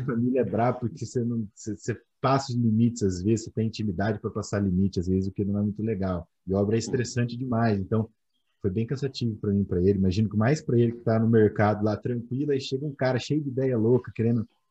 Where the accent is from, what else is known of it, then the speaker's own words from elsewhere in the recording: Campo Grande, Mato Grosso do Sul, Brazil; Sou de Campo Grande, cara, Mato Grosso do Sul.